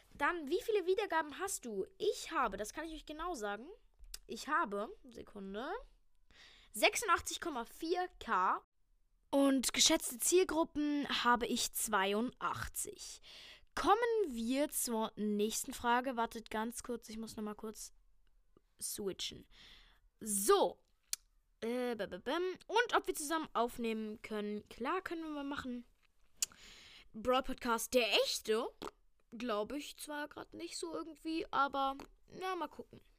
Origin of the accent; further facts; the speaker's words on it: Berlin, Germany; Nein, ich komme tatsächlich aus Berlin, ich bin hier geboren.